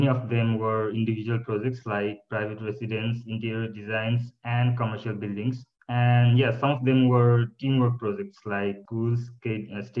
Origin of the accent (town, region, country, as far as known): Kathmandu, Bagmati, Nepal; born or raised there; moved away as an adult; now in Cottbus, Germany